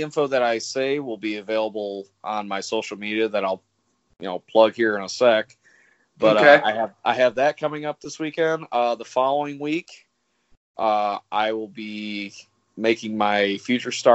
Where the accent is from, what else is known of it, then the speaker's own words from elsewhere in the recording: Michigan, United States; moved away; my hometown of Michigan